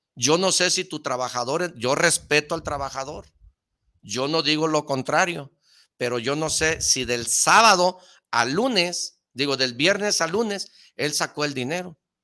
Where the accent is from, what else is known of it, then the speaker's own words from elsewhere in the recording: Mexico; como todo mexicano